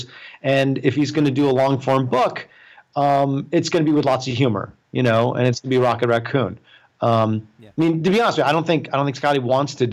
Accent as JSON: {"language": "English", "area": "Long Island", "region": "New York", "country": "United States", "tie": "born or raised there", "moved": "as an adult", "said": "I grew up on Long Island"}